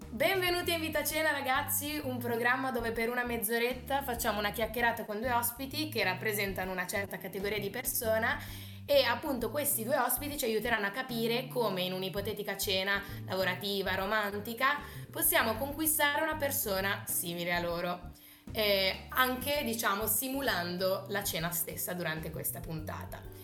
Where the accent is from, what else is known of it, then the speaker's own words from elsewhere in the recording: Genoa, Liguria, Italy; vengo da Genova